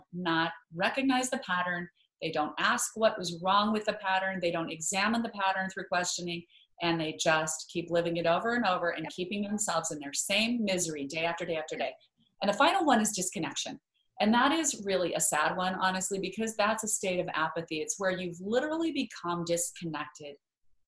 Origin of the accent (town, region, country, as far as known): Idaho, United States; born or raised there; moved away